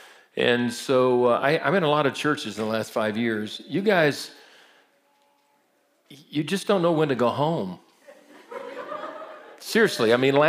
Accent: Brazil; I grew up in Brazil. My parents were missionaries, so I speak fluent Portuguese.

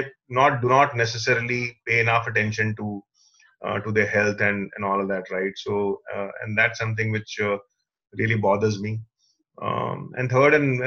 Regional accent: Patna, Bihar, India; English is a second language; Even in 12th, people in Patna, of course, we never used to communicate in English

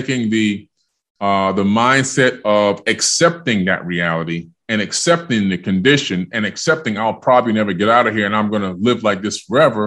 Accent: Miami, Florida, United States; also born or lived in New York City, New York; I was born in New York, and then my parents decided when I was only six, just about to turn seven, to move to Miami, Florida.

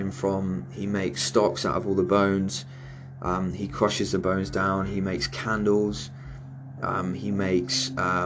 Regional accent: Cornwall, South West England, United Kingdom; I'm from Cornwall

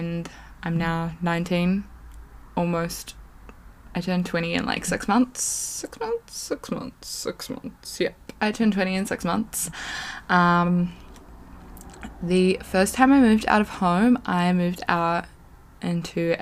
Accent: New Zealand; moved away as an adult; now in West Coast, New Zealand; I live on the west coast of New Zealand. I live like 3.5-4 hours away from my hometown

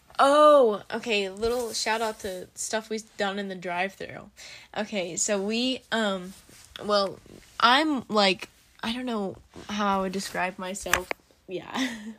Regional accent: United States; because, like, Americans, we're stupid, we don't know geology.

